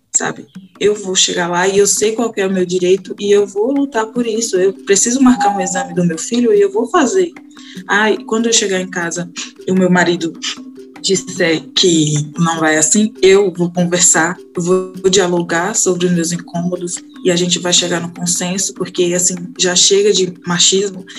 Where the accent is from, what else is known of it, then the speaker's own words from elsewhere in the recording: Crisópolis, Bahia, Brazil; eu sou do interior da cidade de Crisópolis, da Bahia. Então, eu moro na zona rural